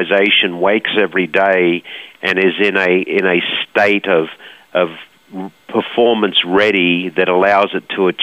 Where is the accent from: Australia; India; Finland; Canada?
Australia; Us Aussies just always hard-nosed. I think we know what a good life is in Australia